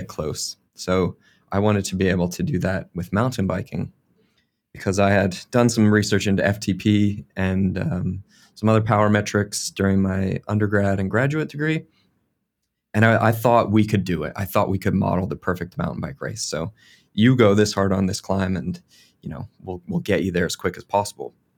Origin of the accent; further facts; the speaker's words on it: Eastern United States, United States; moved away as an adult; now in New Zealand; where I grew up on the Eastern U S